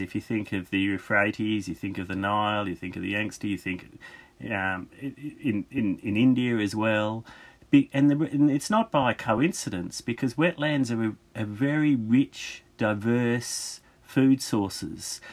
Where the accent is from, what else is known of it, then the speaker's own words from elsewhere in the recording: Australia; I'm an Australian historian